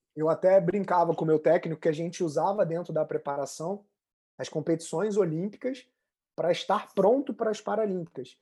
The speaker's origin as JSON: {"language": "Portuguese", "region": "Rio de Janeiro", "country": "Brazil"}